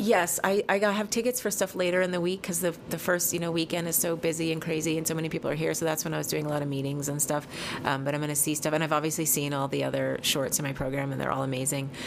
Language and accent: English; New Mexico, United States; I grew up in New Mexico, and I had a teepee in my backyard